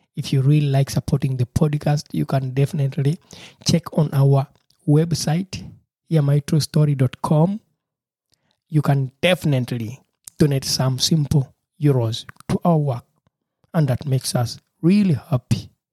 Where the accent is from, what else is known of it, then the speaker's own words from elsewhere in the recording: Uganda; moved away as an adult; now in Germany; where I grew up from in Uganda, Africa